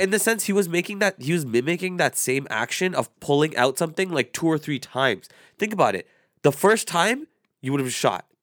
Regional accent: Canada; I was born and raised here

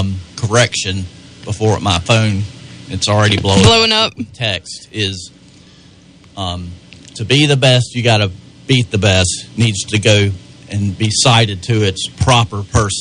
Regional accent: Spartanburg, South Carolina, United States; we grew up in Spartanburg going to the Memorial Auditorium.

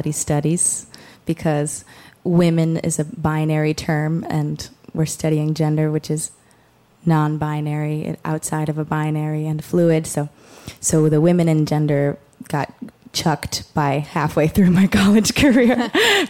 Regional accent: Cambridge, Massachusetts, United States; moved away; also born or lived in Lewiston; I grew up in Cambridge

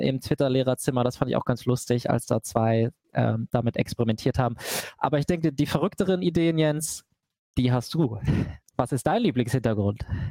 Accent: Hanover, Lower Saxony, Germany; ich komme aus Hannover, aber dem Norden von Hannover

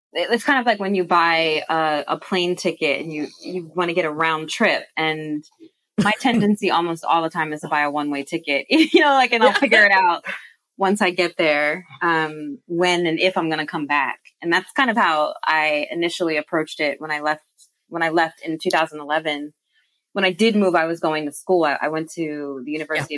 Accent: United States; moved away as an adult; also born or lived in England; now in Bristol, United Kingdom; I was born, you know, born and raised in the United States

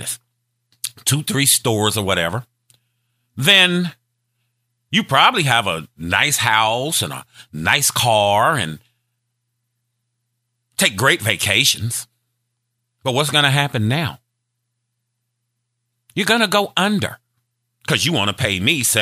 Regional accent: Gary, Indiana, United States; I'm from Gary, Indiana. Steel mill town

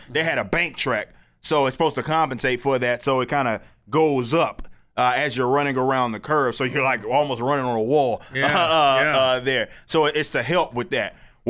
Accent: Dallas, Texas, United States; I'm from South Dallas

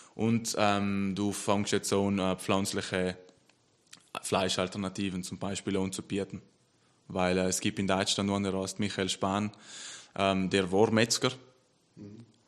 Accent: South Tyrol, Trentino-Alto Adige, Italy; ich bin stolz, Südtiroler zu sein

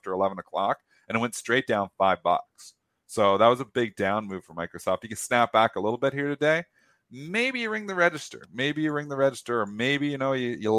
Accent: Canada; I'm a Canadian. I cross the border every day to work at the Detroit Bright office.

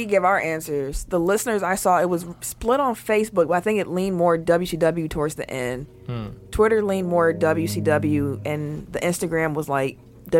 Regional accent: Milwaukee, Wisconsin, United States; also born or lived in Ann Arbor, Michigan; I moved back home to Milwaukee from Ann Arbor

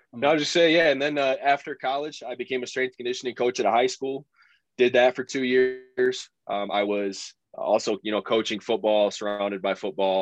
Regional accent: Michigan, United States; went to Michigan State was probably about an hour away from my hometown

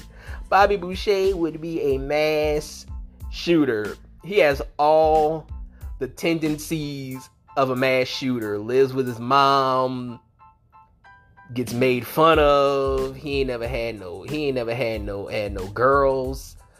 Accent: Louisiana, United States; especially Cajun people, and I'm both, you know, like, you know, I'm from Louisiana, you know, I'm from Louisiana

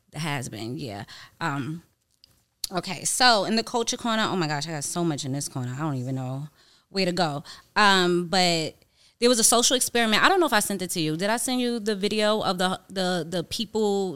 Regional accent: New York, United States; I'm from New York

